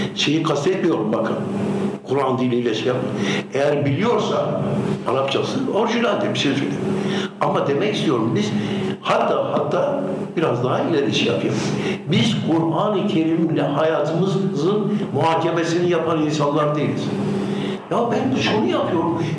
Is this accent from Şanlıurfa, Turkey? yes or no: yes; Urfa, Şanlıurfa, Turkey; moved away as an adult; also born or lived in Istanbul; Ben Urfalıyım diyorum.